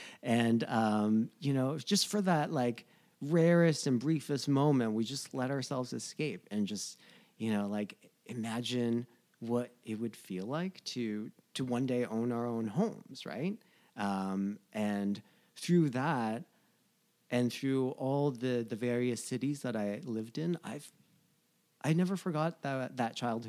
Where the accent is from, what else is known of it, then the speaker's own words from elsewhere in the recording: New Jersey, United States; now in Los Angeles, United States; know, growing up in New Jersey, going to school in New York and Providence and stuff like that.